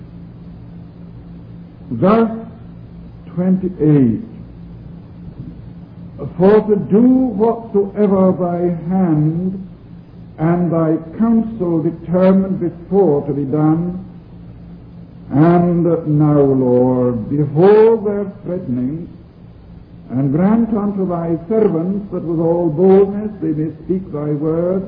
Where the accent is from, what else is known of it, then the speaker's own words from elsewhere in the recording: Argyllshire, Scotland, United Kingdom; accent: Scottish Highland; first language Scottish Gaelic; English is a second language; Argyllshire, that part of Scotland in which I was born and brought up